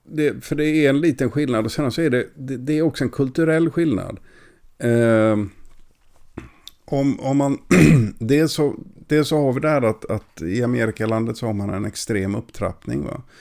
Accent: Gothenburg, Västra Götaland, Sweden; du får inte kalla mig för feskekörka bara för att jag kommer från Göteborg.

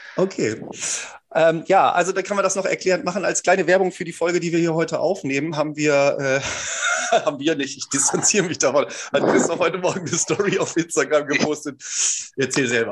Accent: Fischerhude, Lower Saxony, Germany; wir haben ein Maifest bei uns in Fischerhude

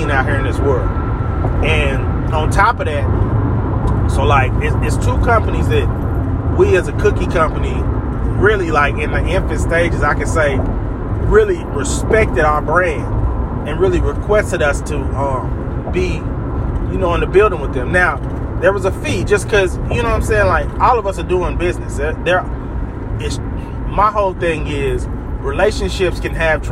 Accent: Tulsa, Oklahoma, United States; moved away; I'm originally from Tulsa

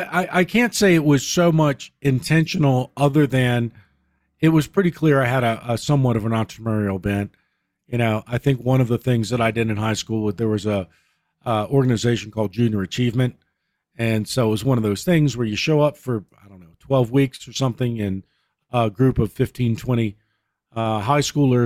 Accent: Virginia, United States; Well, I grew up in Southwest Virginia and went to school there

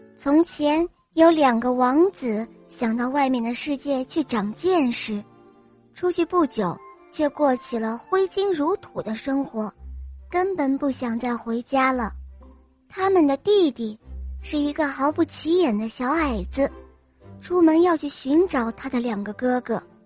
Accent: Dalian, Liaoning, China; 我来自大连

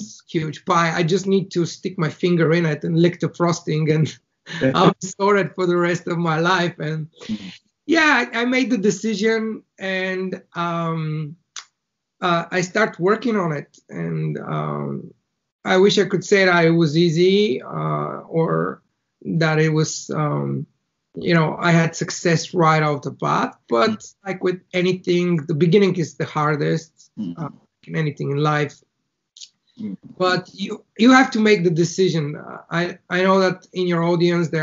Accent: Bulgaria; first language Bulgarian; English is a second language; moved away as an adult; now in Ireland; I was born in Bulgaria, in a very small town in the middle of the country

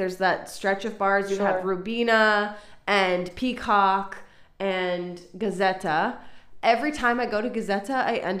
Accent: Ireland; now in Israel; I'm Irish. I like a stiff drink.

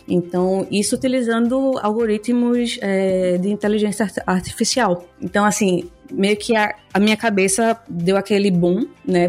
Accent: Recife, Pernambuco, Brazil; Eu sou pernambucana, falo de Recife

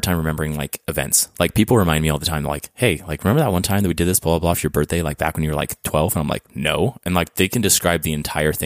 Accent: Mexico; also born or lived in Orange County, California; now in United States; I'm from Mexico

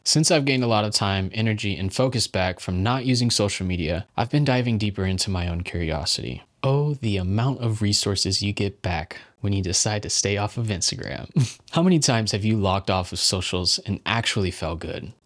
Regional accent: United States; Growing up in the United States

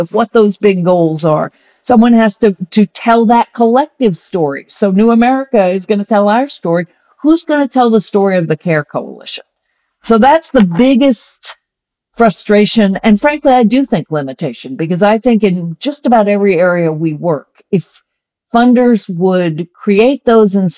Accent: Virginia, United States; I grew up in Virginia in the 60s and 70s

